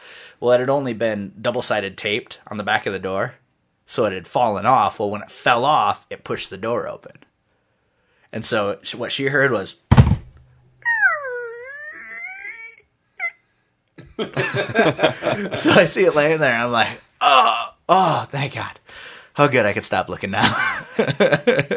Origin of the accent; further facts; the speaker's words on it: United States; being an American